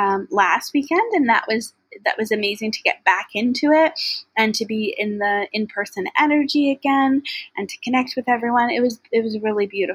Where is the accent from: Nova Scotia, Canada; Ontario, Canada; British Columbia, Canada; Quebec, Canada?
British Columbia, Canada; Maple Ridge